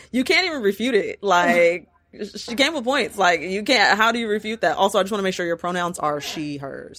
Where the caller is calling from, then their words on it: Los Angeles, California, United States; I'm in LA.